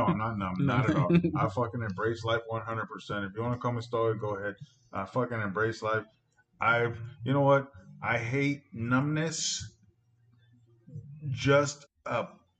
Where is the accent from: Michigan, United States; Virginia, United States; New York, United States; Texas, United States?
Texas, United States; San Antonio; I'm from the West Side